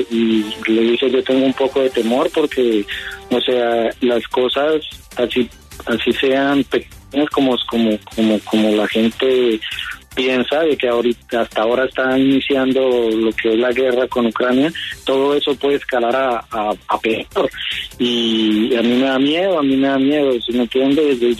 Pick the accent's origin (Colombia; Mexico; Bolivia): Colombia; moved away as an adult; now in Russia; soy colombiano, colombo-ruso, o sea, soy colombio y nacionalizado ruso.